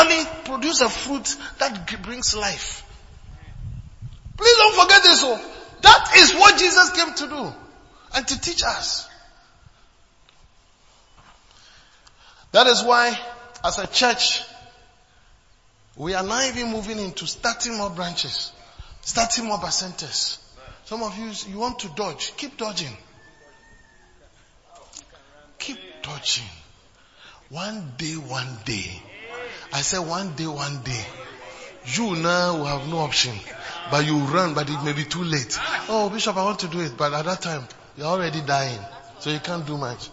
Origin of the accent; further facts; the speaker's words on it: Ghana; moved away as an adult; from Ghana